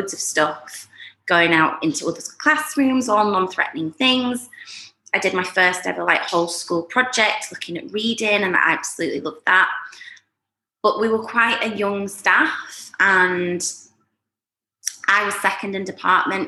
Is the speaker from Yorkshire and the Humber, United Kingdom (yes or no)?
yes; Yorkshire and the Humber, United Kingdom; moved away as an adult; also born or lived in Leeds; now in Dubai, United Arab Emirates; I'm Yorkshire born and bred, and I went to uni in Leeds.